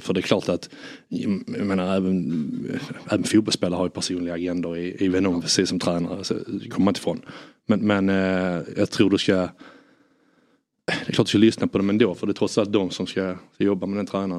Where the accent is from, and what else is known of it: Sweden